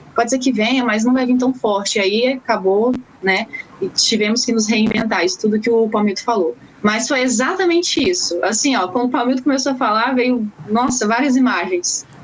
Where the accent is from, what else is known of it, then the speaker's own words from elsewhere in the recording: Curitiba, Paraná, Brazil; now in Aracruz, Brazil; moro no Espírito Santo, porém eu sou natural de Curitiba, Paraná